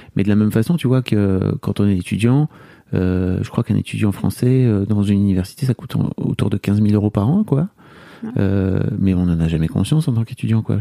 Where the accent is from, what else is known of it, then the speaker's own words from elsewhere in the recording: France; en tant que Français